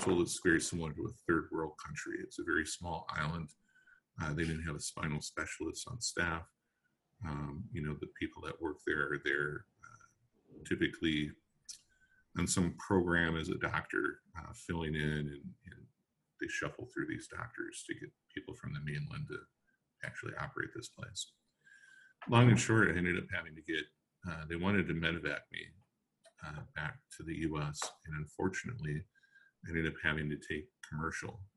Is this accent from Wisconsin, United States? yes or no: yes; Madison, Wisconsin, United States; I grew up in Madison, Wisconsin